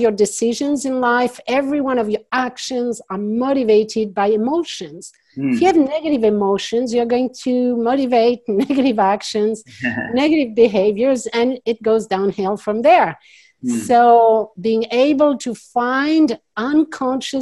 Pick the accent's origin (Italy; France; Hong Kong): France; accent: French; English is a second language; now in United States; I'm French originally, so you hear my accent. Some people wonder, so I'm going to just say it. I am French, yes, but I live in the U.S. now